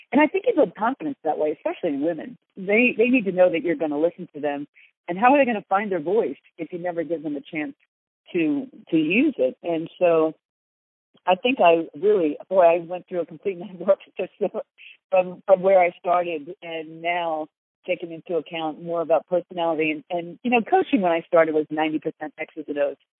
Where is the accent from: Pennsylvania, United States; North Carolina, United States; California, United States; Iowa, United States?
Pennsylvania, United States; Philadelphia; I'm from Philly and sarcasm is sort of our natural language there.